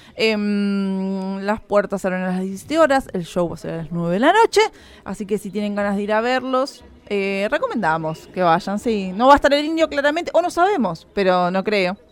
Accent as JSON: {"language": "Spanish", "country": "Argentina"}